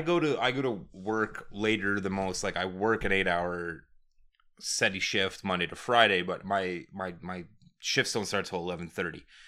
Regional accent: Calgary, Alberta, Canada; we're from Calgary

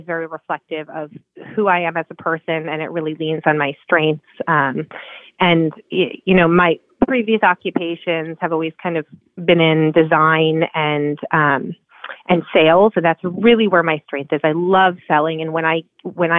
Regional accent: New Jersey, United States; moved away as an adult; also born or lived in New York City; now in Laguna Beach, United States; I'm originally from New Jersey and that's where I was raised.

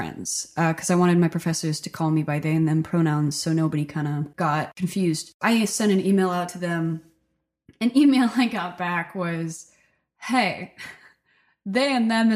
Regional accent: Stockton, New Jersey, United States; now in Nashville, United States; I grew up in Stockton, New Jersey. It's a really small rural town

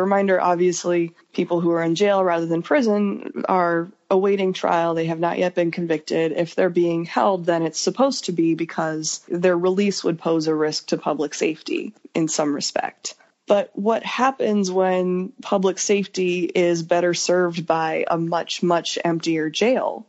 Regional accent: Idaho Falls, Idaho, United States; also born or lived in Salt Lake City, Utah; I was born in Salt Lake City, Utah but my family moved about three and a half hours north of there when I was like kindergarten age to a small ish city called Idaho Falls, Idaho.

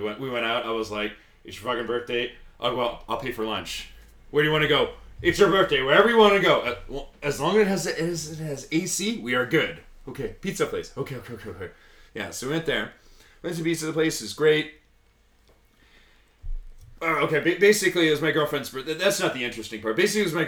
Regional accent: Chicago, Illinois, United States; now in Japan; I was from Chicago

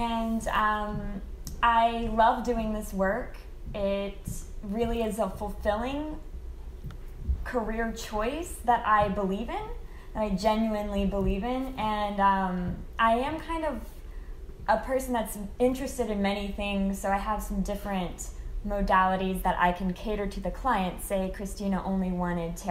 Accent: Midwest, United States; now in Los Angeles, United States; I grew up in the Midwest

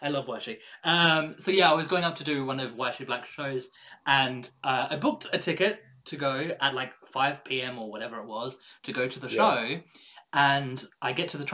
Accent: Central Australia, Australia; now in London, United Kingdom; I grew up in Central Australia

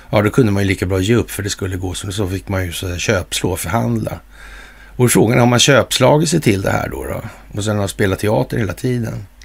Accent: Sweden; på grund av att jag kommer från Sverige och har vissa idéer och kunskaper om det här landets historia

